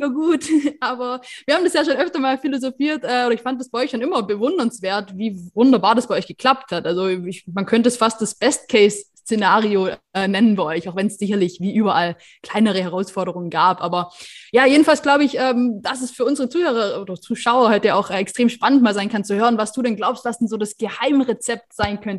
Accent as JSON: {"language": "German", "region": "Baden-Württemberg", "country": "Germany", "tie": "born or raised there", "said": "auch äh, in Oberschwaben in meiner Heimat"}